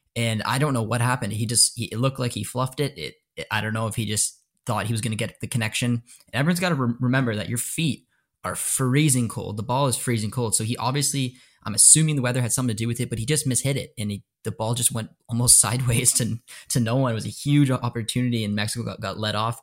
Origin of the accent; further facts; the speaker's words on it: Canada; I'm Canadian